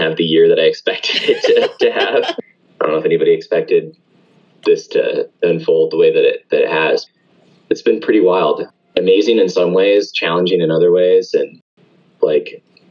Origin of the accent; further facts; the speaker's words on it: Atlanta, Georgia, United States; where I grew up here locally in Atlanta.